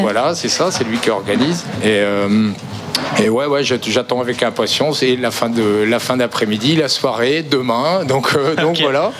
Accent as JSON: {"language": "French", "town": "Morlaix", "region": "Brittany", "country": "France", "tie": "born or raised there", "moved": "yes", "lives_now": "Quimperlé, France", "said": "je suis originaire de Morlaix à la base"}